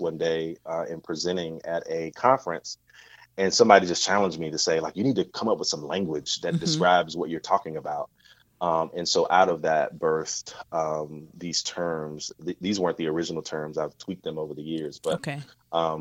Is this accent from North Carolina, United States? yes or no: yes; southeastern North Carolina, United States; I grew up in a southeastern part of North Carolina. So I grew up in the South